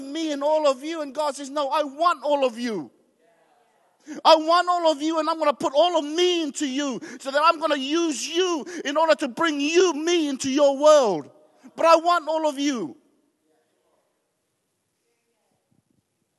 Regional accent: New Zealand; also born or lived in Tonga; as first generations coming, growing up in New Zealand, we were quite embarrassed of who we were

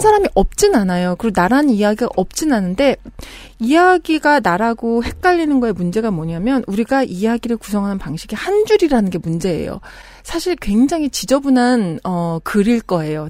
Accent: South Korea; moved away; also born or lived in abroad (unspecified) / Jeju; 저는 어린 시절을 한국에서 살다가 외국에 살다가 한국으로 들어온 지 좀 됐는데

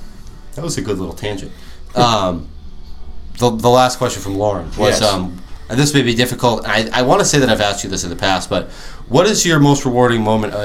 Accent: Arundel, Maryland, United States; I grew up in Arundel

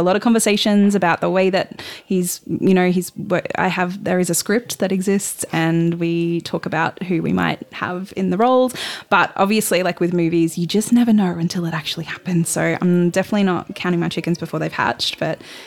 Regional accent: Sunshine Coast, Queensland, Australia; I grew up on the Sunshine Coast

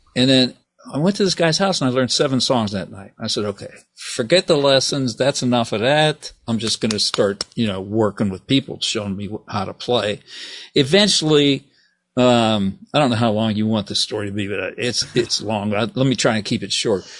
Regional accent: Steubenville, Ohio, United States; moved away as an adult; also born or lived in Texas; I'm from Steubenville, Ohio.

